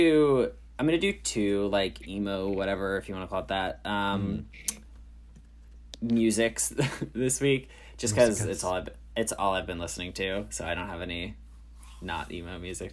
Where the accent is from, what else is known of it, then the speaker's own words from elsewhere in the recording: New York, United States; Oh, I'm from New York.